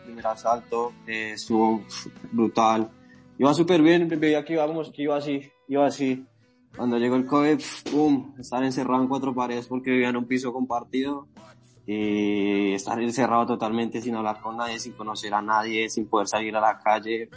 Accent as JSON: {"language": "Spanish", "region": "Bogotá", "country": "Colombia", "tie": "born or raised there", "moved": "as an adult", "lives_now": "Madrid, Spain", "said": "Yo inicié a la edad de 12 años a entrenar kickboxing en una pequeña escuela en el barrio Castilla, Bogotá, en Colombia. Yo soy de allí, yo soy colombiano."}